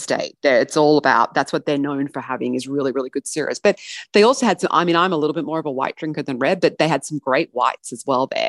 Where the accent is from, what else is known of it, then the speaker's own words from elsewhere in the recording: Australia; as Australian